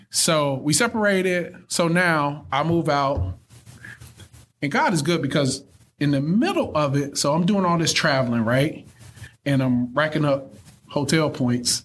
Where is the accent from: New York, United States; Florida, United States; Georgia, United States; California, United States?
Georgia, United States; Thomaston; I'm from Thomaston, Georgia. Most people have never heard of Thomaston